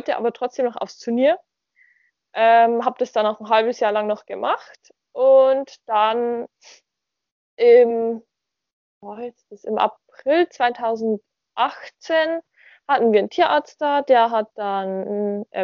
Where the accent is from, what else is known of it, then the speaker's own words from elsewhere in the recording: Bavaria, Germany; Ich bin 19 Jahre alt noch ähm, und komme aus Bayern, wohne zwischen Nürnberg und Regensburg.